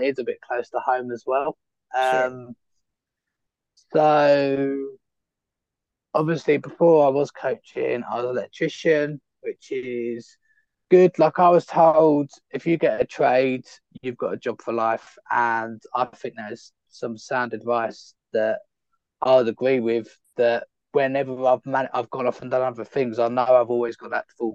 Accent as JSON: {"language": "English", "country": "United Kingdom", "moved": "as an adult", "said": "being a British citizen"}